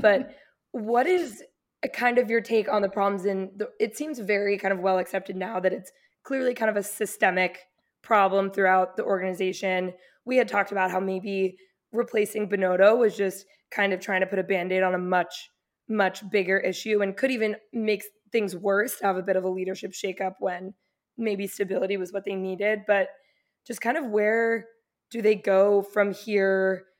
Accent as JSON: {"language": "English", "country": "Mexico", "said": "I'm from Mexico"}